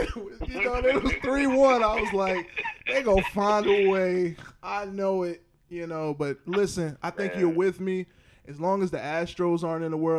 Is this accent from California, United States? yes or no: no; Atlanta, Georgia, United States; I'm from Atlanta.